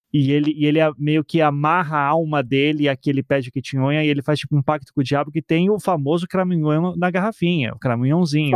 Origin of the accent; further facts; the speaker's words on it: Curitiba, Paraná, Brazil; also born or lived in Recife; eu sou de Curitiba, mas nasci em Recife também